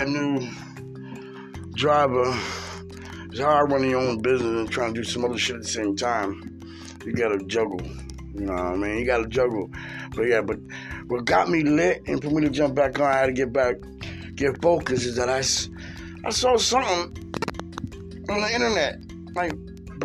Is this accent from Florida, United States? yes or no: yes; Florida, United States; moved away as an adult; now in Pennsylvania, United States; I was raised in Florida since I was 10 years old. I reside in PA right now